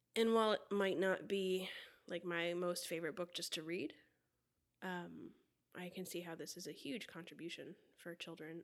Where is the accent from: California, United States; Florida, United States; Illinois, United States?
Florida, United States; I grew up in Florida